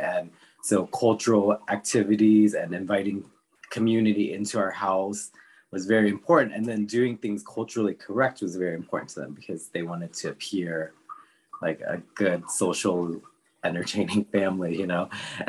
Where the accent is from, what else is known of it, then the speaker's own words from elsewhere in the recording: Washington, District of Columbia, United States; And I think that's because I grew up in the Washington, D.C. area.